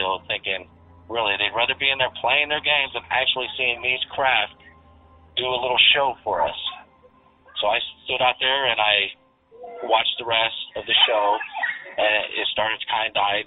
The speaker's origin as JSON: {"language": "English", "region": "Central Illinois", "country": "United States", "said": "I'm from Central Illinois"}